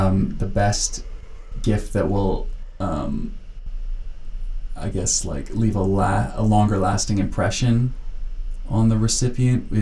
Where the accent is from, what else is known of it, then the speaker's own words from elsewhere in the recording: North Vancouver, British Columbia, Canada; growing up on the North Shore